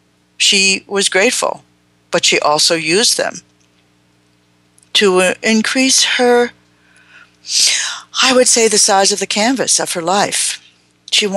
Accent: Long Branch, New Jersey, United States; moved away; I was a young person growing up in New Jersey in an Italian Jewish community that had all of what's wrong with those two groups in a concentrated area called Long Branch, New Jersey

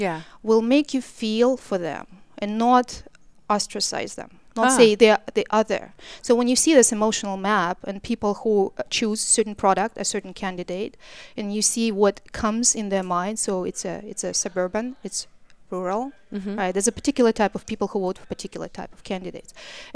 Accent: Canada; What I'm saying, you're because I'm Canadian.

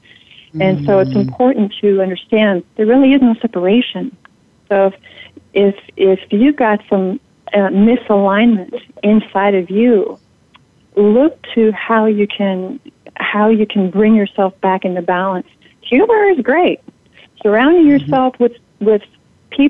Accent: Oregon, United States; I was born in Oregon

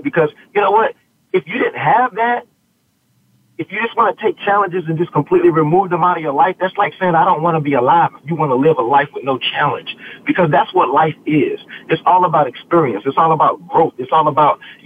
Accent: the South, United States; I was from the South and Southern Baptist flavor

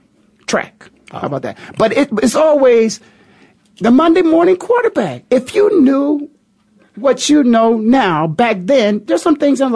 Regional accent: Canton, Ohio, United States; my hometown, Canton, Ohio.

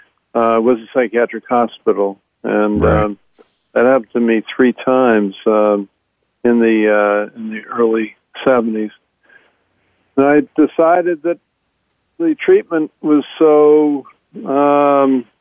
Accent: Baltimore, Maryland, United States; I'm from Baltimore. Grew up in Baltimore

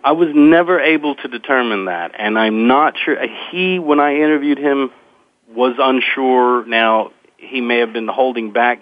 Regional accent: Lake Charles, Louisiana, United States; also born or lived in Eunice, Louisiana; I'm from Lake Charles, Louisiana originally

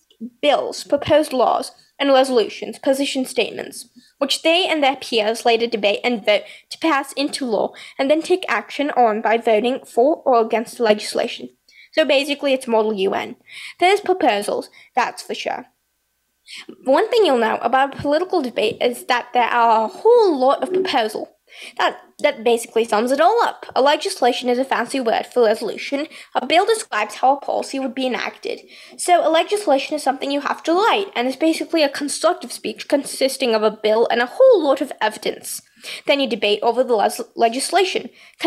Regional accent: United Kingdom; I'm a British person. It's fairly hard for me to pronounce parallels.

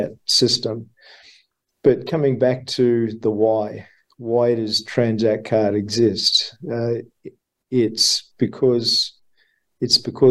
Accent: Australia; accent: Australian; my Australian accent

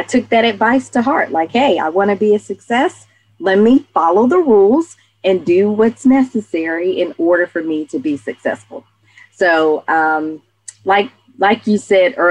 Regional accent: Atlanta, Georgia, United States; growing up in Atlanta, I'm the youngest of four siblings.

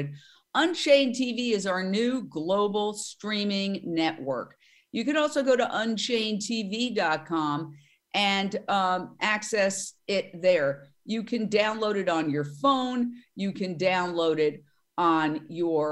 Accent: New York, United States; now in Los Angeles, United States; being a New Yorker

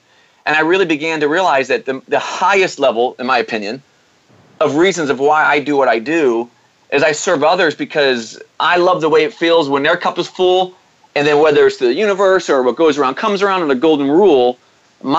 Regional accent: St. Louis, Missouri, United States; I grew up in St. Louis, Missouri, in the Midwest

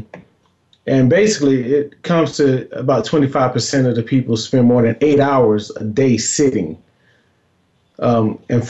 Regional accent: North Carolina, United States; moved away; also born or lived in Georgia; I'm from North Carolina originally, but my family is really from North Carolina and Georgia

